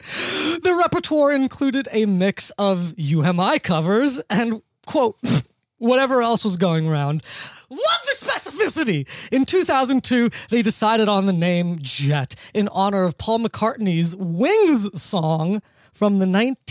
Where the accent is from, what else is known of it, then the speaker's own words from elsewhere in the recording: Australia; I'm an Australian. There's actually a lot of Italian. There's a lot of paisans in Australia.